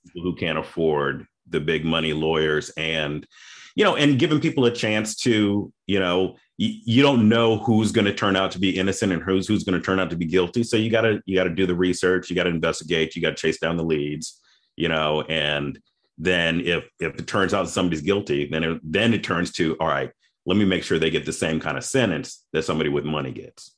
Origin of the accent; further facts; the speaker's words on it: Memphis, Tennessee, United States; also born or lived in Boston, Massachusetts; now in Atlanta, United States; I'm originally from Memphis, Tennessee